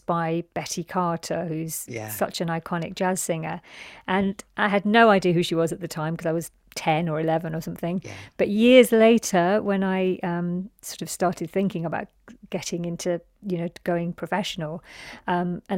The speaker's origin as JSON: {"language": "English", "region": "London", "country": "United Kingdom", "tie": "born or raised there", "said": "my reality of growing up in London"}